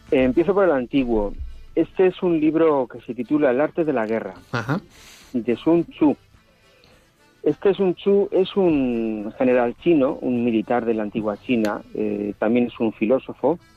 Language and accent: Spanish; Basque Country, Spain; Un poquito en Solupe, que es mi pueblo de, pastoral, ha llovido un poquito a mediodía